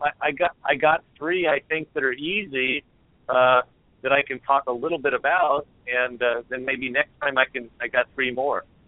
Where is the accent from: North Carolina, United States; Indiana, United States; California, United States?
California, United States; moved away as an adult; also born or lived in Oregon; now in Portland, United States; I'm from California